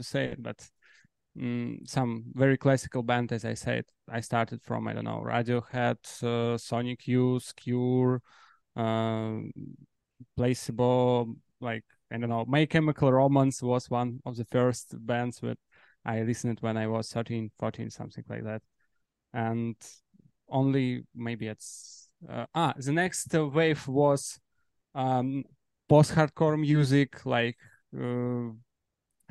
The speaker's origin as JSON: {"language": "English", "country": "Belarus", "moved": "yes", "lives_now": "Warsaw, Poland", "said": "We are from Belarus exactly, but now we're based in Poland."}